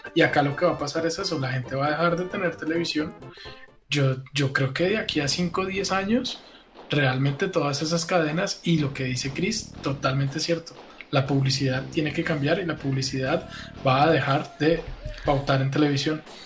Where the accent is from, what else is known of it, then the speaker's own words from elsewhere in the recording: Bogotá, Bogotá Capital District, Colombia; todos somos rolos aquí.